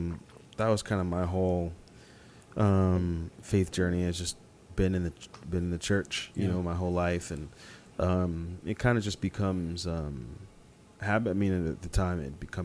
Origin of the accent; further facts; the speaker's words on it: Columbia, Missouri, United States; Well, I'm originally from Columbia, Missouri, and my parents are from Nigeria, so. My mom was 8 months pregnant with me when she moved to Missouri from Nigeria.